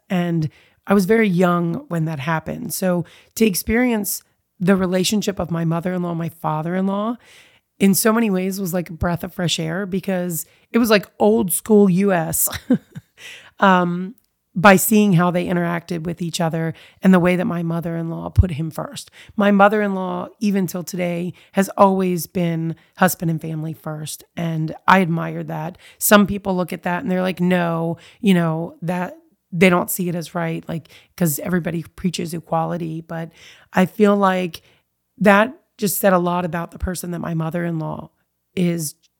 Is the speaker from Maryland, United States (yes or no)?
yes; Eastern Shore, Maryland, United States; also born or lived in Baltimore, Maryland / Fairfax, Virginia; now in Warrenton, United States; I was raised on the Eastern Shore in Maryland, born in Baltimore